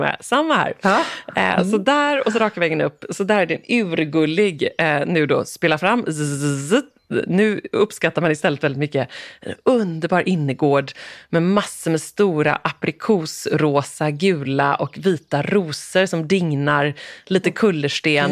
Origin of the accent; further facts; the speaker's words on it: Gothenburg, Västra Götaland, Sweden; moved away; also born or lived in Falsterbo; som göteborgare ja. boende här